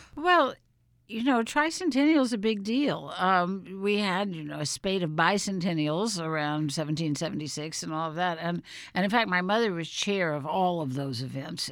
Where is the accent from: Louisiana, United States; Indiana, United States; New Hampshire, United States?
Louisiana, United States; New Orleans; moved away; my hometown of New Orleans